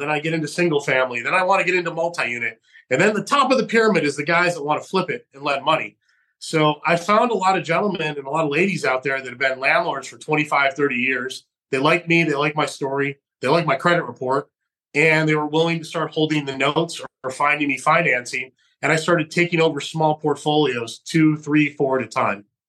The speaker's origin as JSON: {"language": "English", "town": "Geneva", "region": "New York", "country": "United States", "tie": "born or raised there", "also_born_or_lived": "Fresno, California", "moved": "yes", "said": "my hometown of Geneva, New York"}